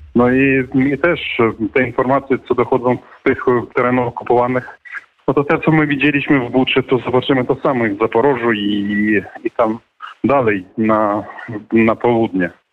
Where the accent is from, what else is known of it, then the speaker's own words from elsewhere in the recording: Ukraine; my z Ukrainy